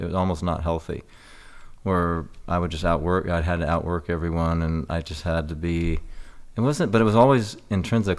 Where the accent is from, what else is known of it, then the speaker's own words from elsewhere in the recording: Newport Beach, California, United States; moved away; I lived down in Corona del Mar, Newport Beach